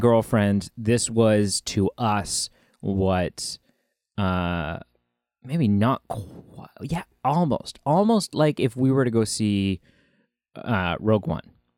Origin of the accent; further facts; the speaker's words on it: Canada; we're Canadian